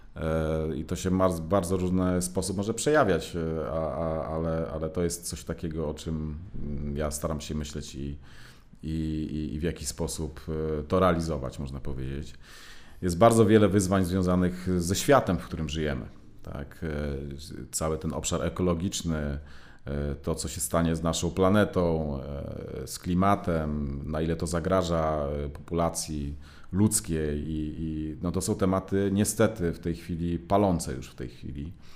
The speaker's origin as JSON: {"language": "Polish", "town": "Gdynia", "region": "Pomeranian Voivodeship", "country": "Poland", "moved": "as an adult", "lives_now": "Warsaw, Poland", "said": "ja akurat pochodzę z Gdyni, z, z Trójmiasta"}